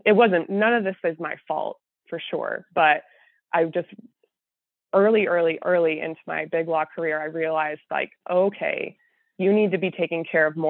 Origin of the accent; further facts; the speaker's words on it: Texas, United States; moved away as an adult; now in St. Louis, United States; I'm from Texas, but I somehow ended up here